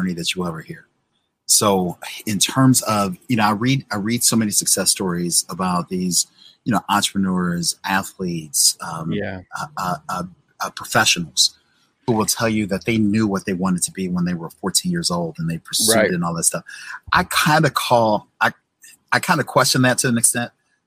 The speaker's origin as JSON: {"language": "English", "town": "St. Louis", "region": "Missouri", "country": "United States", "tie": "born or raised there", "also_born_or_lived": "Indiana / Illinois", "said": "Born and raised in St. Louis"}